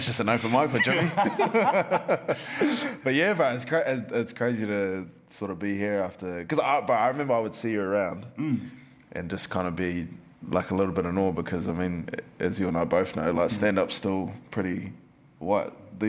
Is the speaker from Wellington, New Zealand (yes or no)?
yes; Lower Hutt, Wellington, New Zealand; Lower Hutt, Wānui.